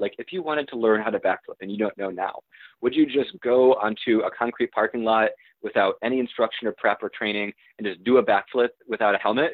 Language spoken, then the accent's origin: English; Michigan, United States; moved away; my, my hometown in, in Michigan